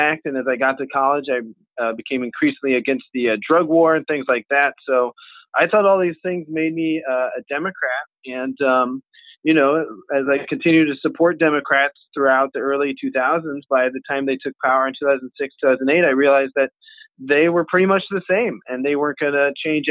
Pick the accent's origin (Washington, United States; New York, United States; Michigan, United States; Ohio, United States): Ohio, United States; Bexley; city hall here in my hometown, Bexley, Ohio